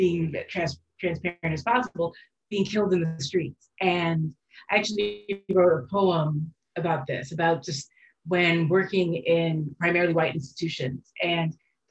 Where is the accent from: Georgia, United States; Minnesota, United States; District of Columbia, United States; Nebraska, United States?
District of Columbia, United States; Washington; born and raised in Washington, D.C.